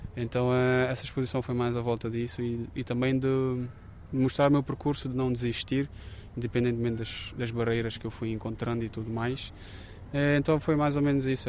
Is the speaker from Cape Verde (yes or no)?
yes; Cape Verde; moved away as an adult; now in Évora, Portugal; Eu sou de Cabo Verde, nascido e criado, e cheguei cá em 2019